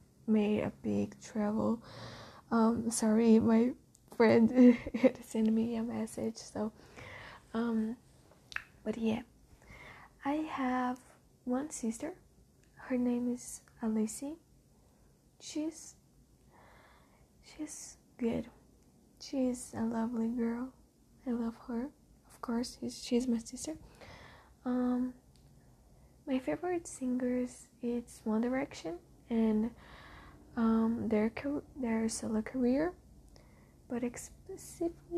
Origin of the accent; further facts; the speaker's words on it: Jundiaí, São Paulo, Brazil; first language Portuguese; English is a second language; I'm born in Brazil in a small city in the São Paulo called Jundiaí